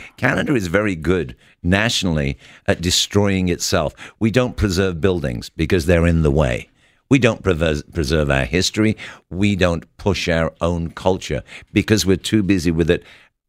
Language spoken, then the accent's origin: English; England, United Kingdom; moved away; I think if you want to come to our country, because I came from England to what is now my country, and I stood there in the citizenship court